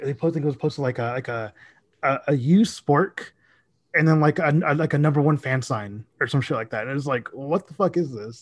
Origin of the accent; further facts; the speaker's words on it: Dallas, Texas, United States; also born or lived in Mesquite, Texas; I am from Dallas